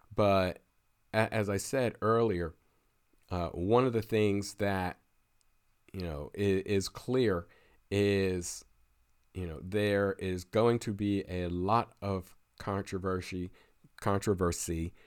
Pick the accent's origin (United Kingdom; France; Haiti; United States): United States; Pennsylvania; my home state of Pennsylvania